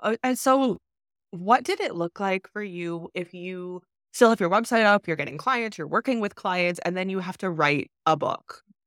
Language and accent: English; Canada; moved away; I'm from Canada